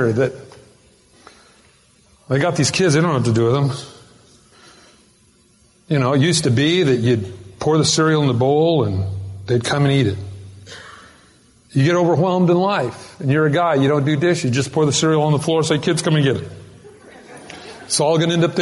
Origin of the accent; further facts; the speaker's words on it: United States; I'm American.